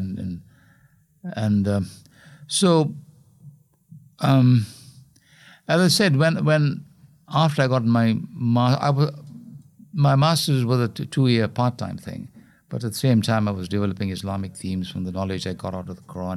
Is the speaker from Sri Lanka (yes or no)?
yes; Colombo, Western Province, Sri Lanka; moved away; We grew up in Colombo